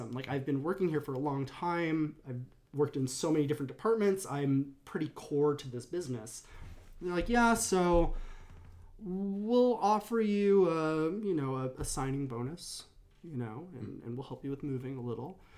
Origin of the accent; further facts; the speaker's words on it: Berkeley, California, United States; In uh, Berkeley, California.